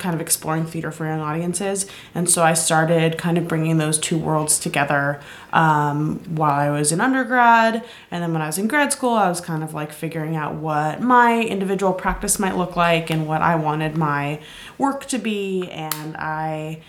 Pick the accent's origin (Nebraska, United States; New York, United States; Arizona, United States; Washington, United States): New York, United States; New York City; I am originally from New York City